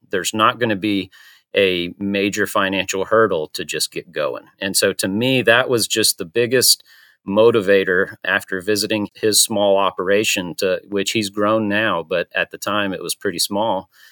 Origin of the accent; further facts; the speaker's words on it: Panama City, Florida, United States; now in Chattanooga, United States; I'm from Panama City, Florida. Uh, I've been in Chattanooga for about fifteen years now